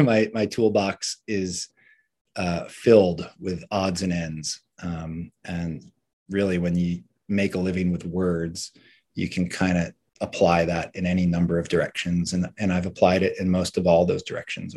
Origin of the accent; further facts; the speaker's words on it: Cape Cod, Massachusetts, United States; moved away as an adult; also born or lived in US West Coast; I grew up on Cape Cod, moved out west chasing surf dreams during the great El Nino winter of 97, 98.